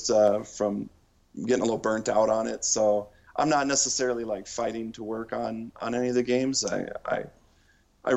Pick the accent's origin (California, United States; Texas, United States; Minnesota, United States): Minnesota, United States; Duluth; the town where I grew up in Duluth